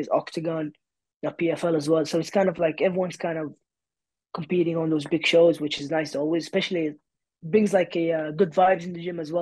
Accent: Saudi Arabia; now in United Kingdom; I'm from Saudi

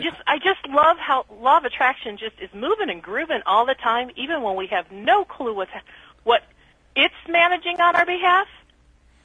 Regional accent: Dallas, Texas, United States

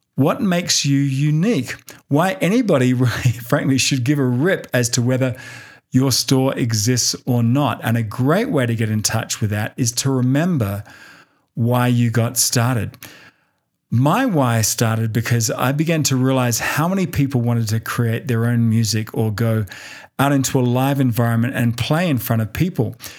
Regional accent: Australia; moved away as an adult; now in United States; my homeland of Australia

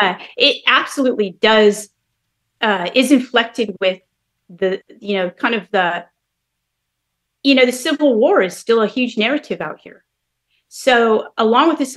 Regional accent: Bay Area, California, United States; moved away as an adult; also born or lived in New York; now in North Carolina, United States; I grew up in the Bay Area, so, you know, all in California

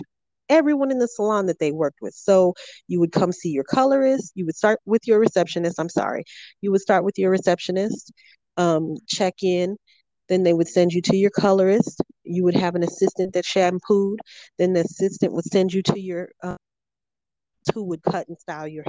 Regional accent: Killeen, Texas, United States; I am from Texas, Killeen, Texas, as a matter of fact, real close to Fort Hood here

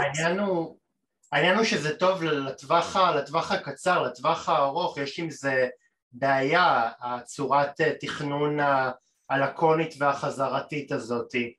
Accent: Tel Aviv, Tel Aviv District, Israel; עבורי כתל כתל אביבי זה אטרקציה

